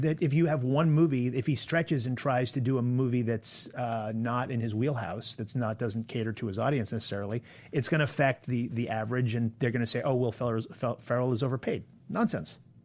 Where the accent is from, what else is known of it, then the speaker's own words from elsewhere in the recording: Maine, United States; now in New York, United States; I'm from Maine.